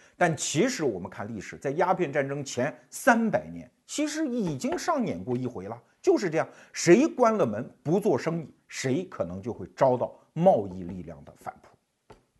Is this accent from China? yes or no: yes; Anhui, China; 我们安徽人老起哄